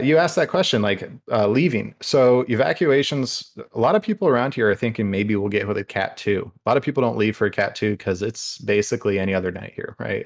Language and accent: English; area near Pine Island, Florida, United States; Pine Island does separate um, where I'm from from the Gulf